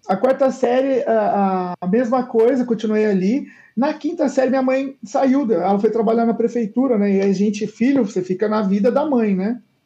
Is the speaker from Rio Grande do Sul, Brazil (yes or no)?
no; São José dos Campos, São Paulo, Brazil; also born or lived in England; eu nasci em São Paulo, é, uhum. ali é, é até os quatro anos de idade, depois eu fui para São José dos Campos e fiquei boa parte da minha vida lá.